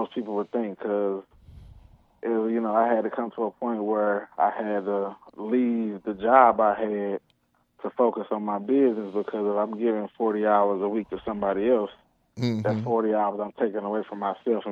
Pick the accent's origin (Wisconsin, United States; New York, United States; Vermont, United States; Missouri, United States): Missouri, United States; St. Louis; I'm from St. Louis